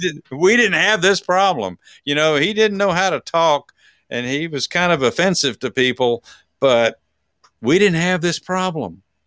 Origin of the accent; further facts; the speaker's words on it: Texas, United States; I'm from Texas.